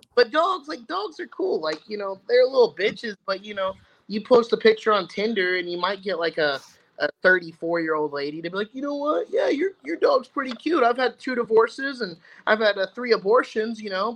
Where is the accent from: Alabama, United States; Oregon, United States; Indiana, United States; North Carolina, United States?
Indiana, United States; Indianapolis; moved away as an adult; now in Arizona, United States; originally from Indianapolis, Indiana, jumped ship and moved all the way out to Arizona